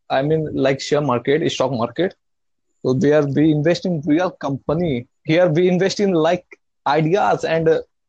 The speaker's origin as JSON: {"language": "English", "country": "India", "said": "I'm from India, and I'm a day trader"}